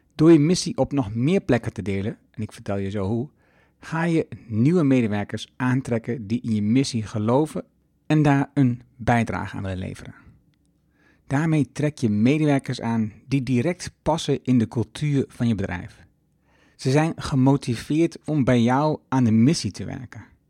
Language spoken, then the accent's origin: Dutch; Twente, Overijssel, Netherlands; now in Achterhoek, Netherlands; In de Achterhoek, waar ik woon, en in Twente, waar ik vandaan kom